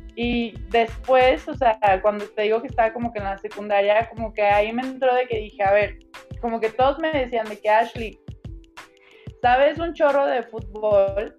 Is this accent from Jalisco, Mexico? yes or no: yes; Guadalajara, Jalisco, Mexico; yo soy orgullosamente tapatía